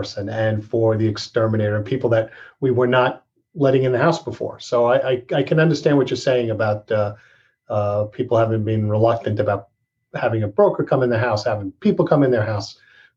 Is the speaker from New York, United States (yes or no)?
yes; Massapequa, New York, United States; now in Rockville Centre, United States; I grew up in Massapequa